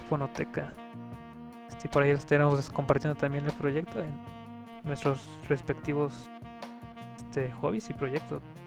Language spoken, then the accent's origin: Spanish; San Luis Potosí, Mexico; Soy de acá de San Luis Potosí, de un pueblito